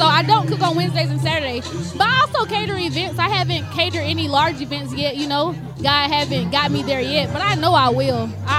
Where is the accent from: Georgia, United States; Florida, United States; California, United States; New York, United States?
Georgia, United States; Valdosta; I'm from the South. I'm really from Valdosta, Georgia.